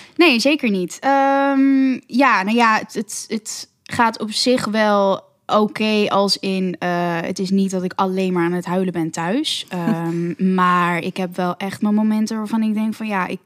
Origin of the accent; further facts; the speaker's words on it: Amsterdam, North Holland, Netherlands; ik ben 25 en ik kom uit Amsterdam